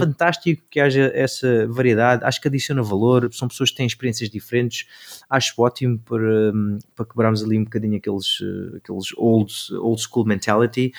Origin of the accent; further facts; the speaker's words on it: Algarve, Portugal; moved away as an adult; also born or lived in Seattle / Los Angeles; eu vinha do Algarve